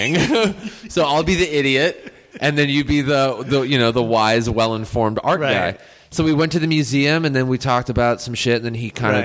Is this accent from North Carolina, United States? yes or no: no; Los Angeles, California, United States